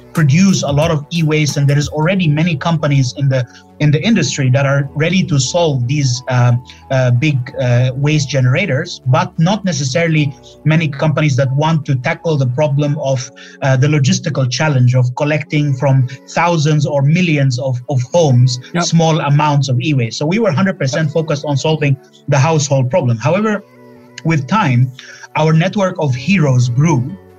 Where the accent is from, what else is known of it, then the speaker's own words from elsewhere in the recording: Finland; also born or lived in Egypt; I'm originally from Egypt, but I lived in Finland all of my life. So how did a Finnish Egyptian and an Egyptian end up meeting to do a startup in Malaysia?